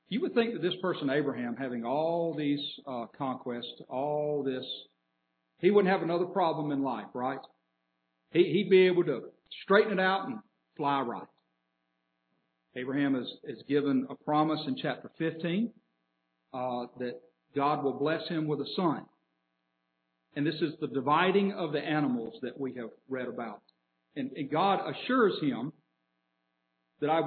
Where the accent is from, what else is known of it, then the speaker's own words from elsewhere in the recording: Atlanta, Georgia, United States; now in Birmingham, United States; we grew up in Atlanta